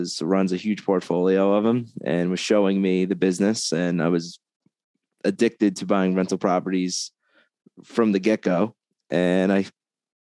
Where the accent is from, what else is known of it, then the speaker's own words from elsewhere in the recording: Long Island, New York, United States; moved away as an adult; now in Las Vegas, United States; I'm from Long Island, New York. I moved to Vegas about 11 years ago now